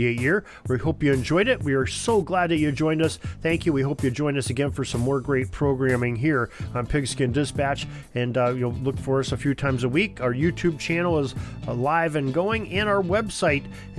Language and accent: English; Erie, Pennsylvania, United States; right here in my hometown of Erie, Pennsylvania